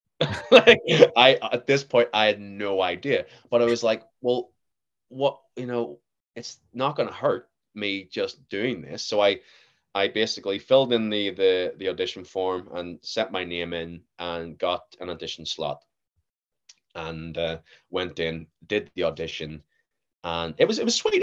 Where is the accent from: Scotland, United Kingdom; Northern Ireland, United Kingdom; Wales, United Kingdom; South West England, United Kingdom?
Northern Ireland, United Kingdom; Belfast; accent: generic Northern Irish; I'm from Belfast, uh, well, in and about Belfast.